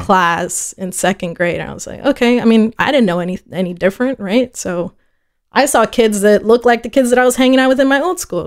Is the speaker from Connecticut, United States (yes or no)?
no; Fort Worth, Texas, United States; first language Spanish; English is a second language; also born or lived in El Paso / Ciudad Juarez; I was born in El Paso, uh, at about four, which is probably the earliest I can remember or have memories from, we moved to Fort Worth.